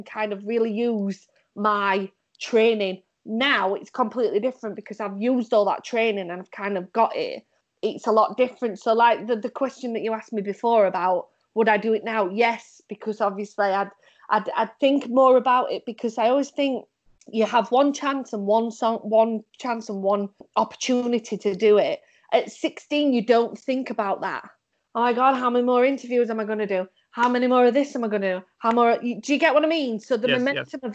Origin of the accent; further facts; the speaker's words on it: Sheffield, Yorkshire and the Humber, United Kingdom; I was from Sheffield. A lot of people said that I was made of steel because obviously in Sheffield we made steel.